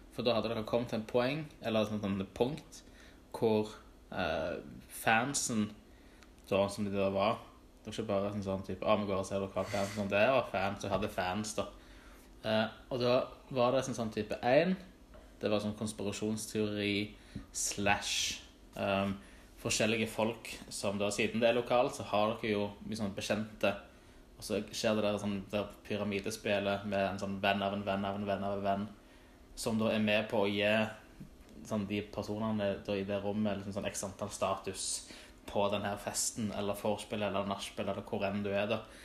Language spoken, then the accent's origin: Norwegian; Stavanger, Rogaland, Norway; jeg vokste jo opp på Tasta, men da på feil side av fjellet